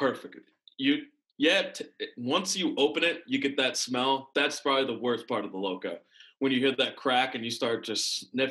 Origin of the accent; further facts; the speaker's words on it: Washington, United States; born there; also born or lived in Texas / North Carolina / Pennsylvania / Maryland; I was born in Washington State. Then we went to Texas for a little bit, North Carolina, Pennsylvania. That's where I started playing football, and then Maryland, and then Virginia.